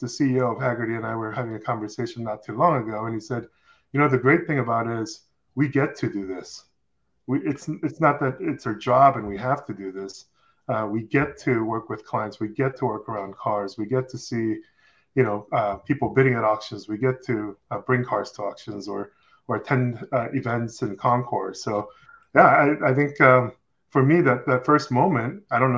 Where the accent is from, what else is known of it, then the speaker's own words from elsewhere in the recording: Seoul, South Korea; English is a second language; moved away; I grew up in South Korea in Seoul as a child